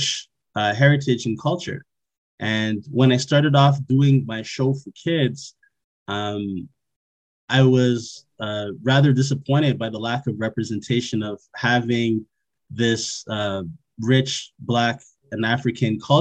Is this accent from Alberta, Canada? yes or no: no; Montreal, Quebec, Canada; I was born and raised in Montreal, Quebec